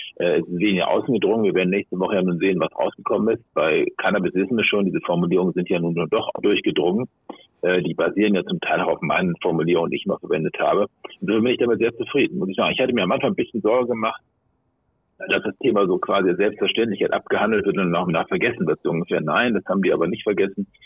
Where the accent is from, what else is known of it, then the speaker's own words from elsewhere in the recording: Hamburg, Germany; in meinem Heimatland Hamburg